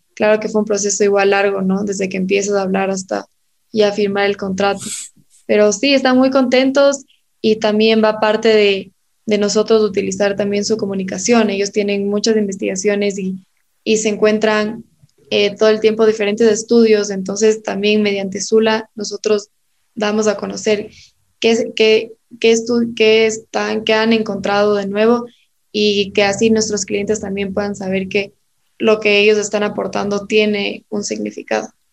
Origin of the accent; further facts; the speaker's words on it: Ecuador; also born or lived in Tallahassee, Florida, United States; estudié aquí todo mi, mi colegio en la unidad educativa Tomás Moro